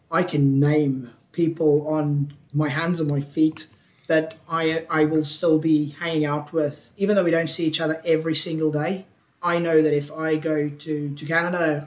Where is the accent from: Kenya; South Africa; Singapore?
South Africa; moved away as an adult; also born or lived in Ulster; I grew up in South Africa